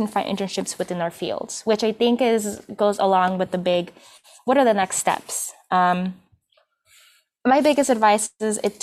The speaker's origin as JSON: {"language": "English", "town": "Chicago", "region": "Illinois", "country": "United States", "tie": "born or raised there", "also_born_or_lived": "Peru", "said": "So I've been in Chicago since I was 3. I came from Peru. And I mean, in high school, I took myself out to take the trains and stuff. So I'm a Chicago native"}